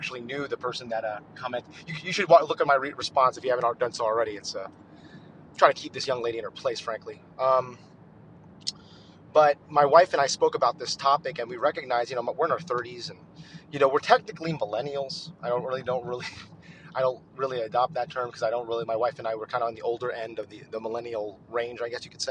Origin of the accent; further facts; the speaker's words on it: United States; also born or lived in Texas; as an American